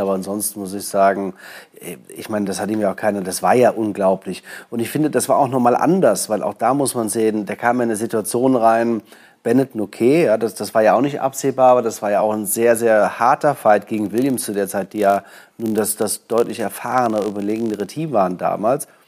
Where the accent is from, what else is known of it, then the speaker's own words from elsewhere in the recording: Germany; bei uns in Deutschland